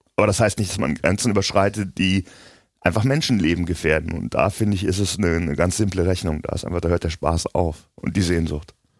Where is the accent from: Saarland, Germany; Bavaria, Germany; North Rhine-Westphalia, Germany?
North Rhine-Westphalia, Germany; Cologne; als Kölner